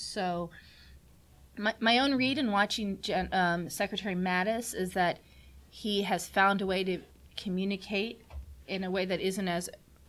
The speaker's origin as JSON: {"language": "English", "town": "Washington", "country": "United States", "tie": "born or raised there", "said": "I grew up in Washington"}